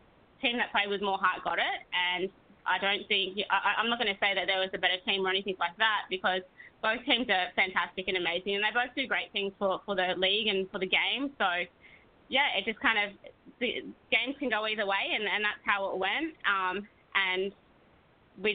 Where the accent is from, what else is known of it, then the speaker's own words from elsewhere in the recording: Australia; moved away as an adult; I'm Aussie